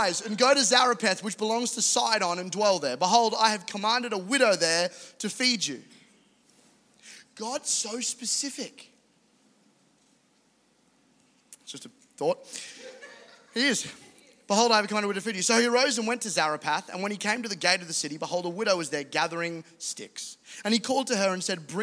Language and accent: English; Caboolture, Queensland, Australia; I'm a guy from Caboolture who was raised by amazing parents